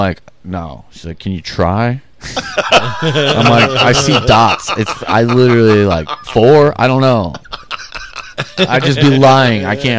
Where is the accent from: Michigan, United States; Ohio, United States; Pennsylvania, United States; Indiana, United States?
Indiana, United States; Elkhart; also born or lived in Goshen, Indiana; Elkhart. So, I moved to Goshen when I was like 12 or 13.